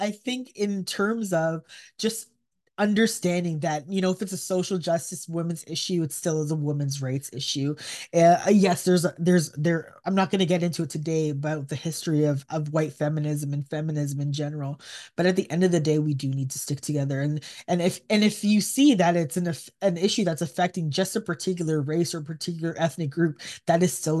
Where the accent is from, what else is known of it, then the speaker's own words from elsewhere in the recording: Canada; I mean, as a Canadian, we watch U.S. news as well.